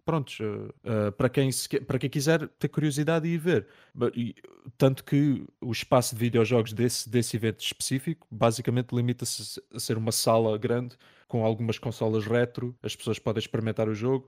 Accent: Algarve, Portugal; eu sou do Algarve

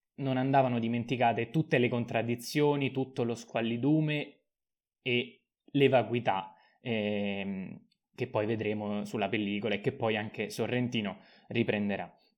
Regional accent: Rome, Lazio, Italy; da romano

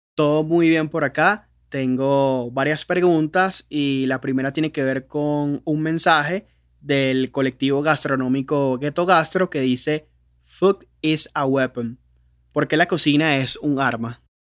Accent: Venezuela; cómo somos los venezolanos

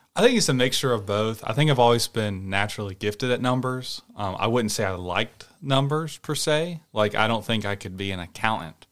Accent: Rock Hill, South Carolina, United States; moved away; I'm from Rock Hill, which is a South Carolina

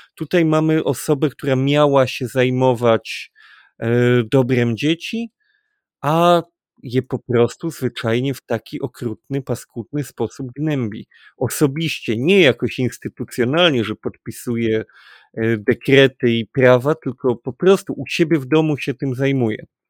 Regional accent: Kraków, Lesser Poland, Poland; my jesteśmy akurat z Krakowa

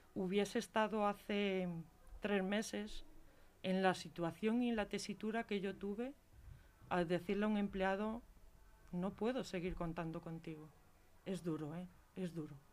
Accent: Galicia, Spain; now in Leganés, Spain; yo soy gallega

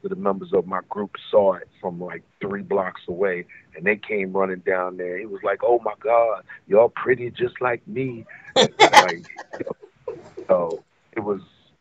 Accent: New York City, New York, United States; I'm from the Bronx

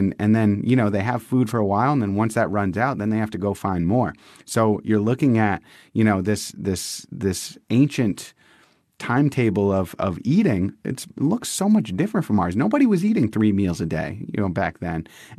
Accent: Massachusetts, United States; now in San Diego, United States; we're transplants from the East Coast to the West Coast. We live in San Diego. We're from Massachusetts.

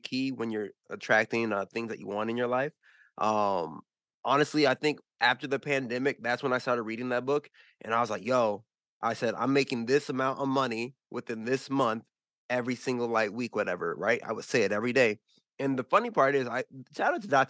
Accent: United States; I grew up in America

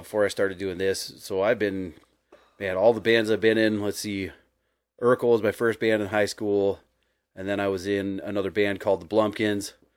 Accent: Billings, Montana, United States; growing up in Billings

